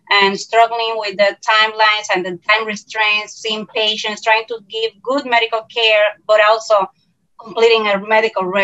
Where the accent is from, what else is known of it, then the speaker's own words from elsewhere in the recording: Puerto Rico; from Puerto Rico.